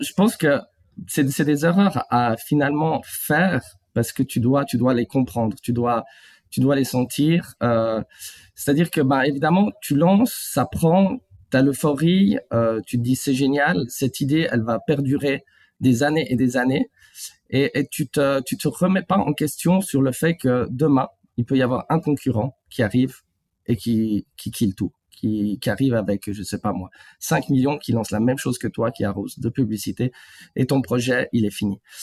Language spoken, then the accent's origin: French; Switzerland; je suis né en Suisse, en fait. Et euh, j'ai vécu en Suisse depuis, depuis de nombreuses années